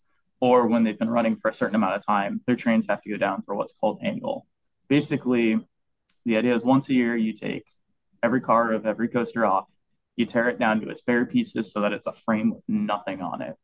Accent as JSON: {"language": "English", "town": "Orlando", "region": "Florida", "country": "United States", "tie": "born or raised there", "said": "I grew up born and raised in Orlando"}